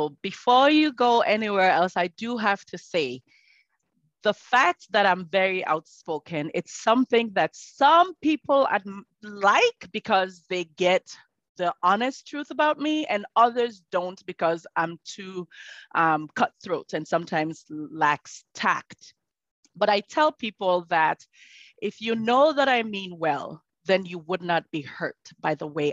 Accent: Sierra Leone; moved away; I am originally from Sierra Leone and I live and breathe Sierra Leone.

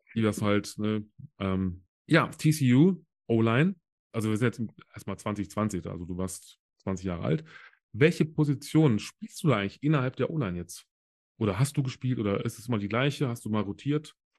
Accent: Solingen, North Rhine-Westphalia, Germany; hier bei mir im, in Solingen, wo ich herkomme

